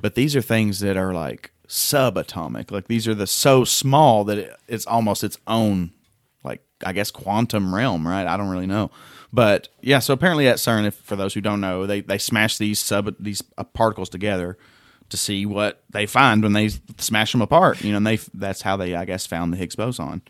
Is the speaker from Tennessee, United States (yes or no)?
yes; Tennessee, United States; I'm from Tennessee